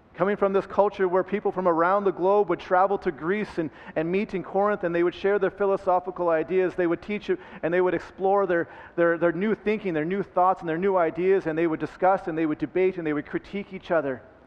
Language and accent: English; Red Deer, Alberta, Canada; also born or lived in Vancouver / Calgary / Lethbridge; I am an Alberta boy. I, I grew up in Red Deer, and, uh, and that's where I spent